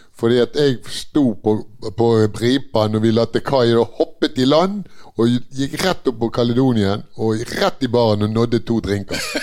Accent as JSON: {"language": "Norwegian", "town": "Bergen", "region": "Vestland", "country": "Norway", "also_born_or_lived": "Northern Norway / Eastern Norway"}